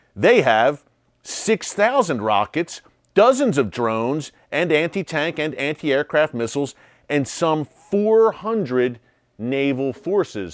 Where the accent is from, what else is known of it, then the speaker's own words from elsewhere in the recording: United States; I'm an American